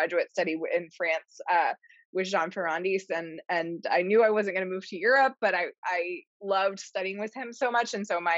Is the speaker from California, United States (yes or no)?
no; central Pennsylvania, United States; moved away as an adult; also born or lived in Ohio / Wisconsin; I grew up in Pennsylvania, but in literally the middle of the state, so very close to Penn State, somewhere very rural